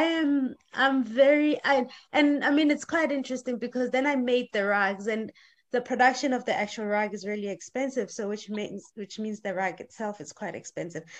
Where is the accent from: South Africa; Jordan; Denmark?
South Africa; moved away as an adult; now in Sweden; I'm coming from South Africa